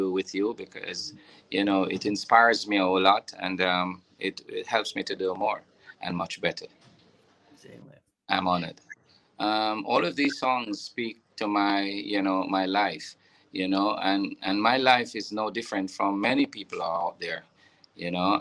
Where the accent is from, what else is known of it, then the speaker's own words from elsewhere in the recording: Bog Walk, Saint Catherine, Jamaica; In a little town they call Bogwalk, you know, in St. Catherine.